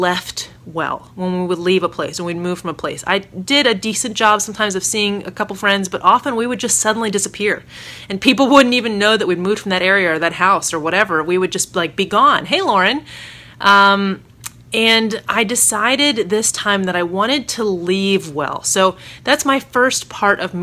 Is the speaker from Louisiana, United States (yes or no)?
no; Maryland, United States; also born or lived in New Orleans; now in Northern Virginia, United States; back to my hometown area-ish of Virginia. I'm from Maryland originally, so this is my hood, Northern Virginia, where my husband and I met and dated and where I used to work and go to school.